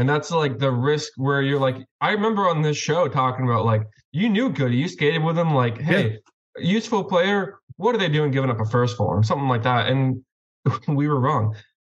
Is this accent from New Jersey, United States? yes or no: no; Boston, Massachusetts, United States; I'm from Boston, if you didn't know.